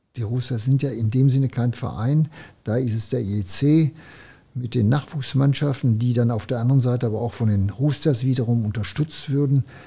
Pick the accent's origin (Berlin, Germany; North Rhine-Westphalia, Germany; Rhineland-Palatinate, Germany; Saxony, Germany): North Rhine-Westphalia, Germany; Iserlohn; ich hing auch hier an meiner Heimat und am Elternhaus